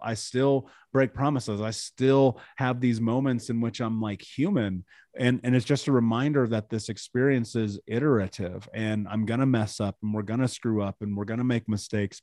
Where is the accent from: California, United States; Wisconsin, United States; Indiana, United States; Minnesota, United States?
Indiana, United States; I grew up in America, in Indiana, in the middle of the country.